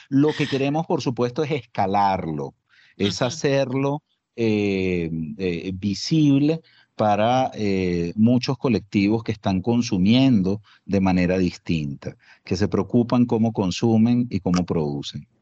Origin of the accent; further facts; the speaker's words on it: Colombia; como colombianos